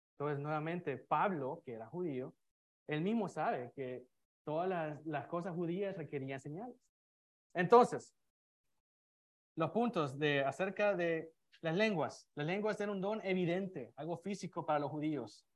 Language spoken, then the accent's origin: Spanish; San Salvador, El Salvador; now in United States; yo soy de Salvador, soy de la capital